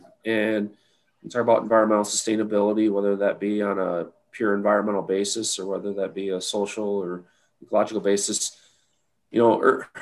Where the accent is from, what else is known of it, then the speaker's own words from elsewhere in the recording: Rockford, Illinois, United States; also born or lived in Aurora, Illinois; I was born and raised here in Rockford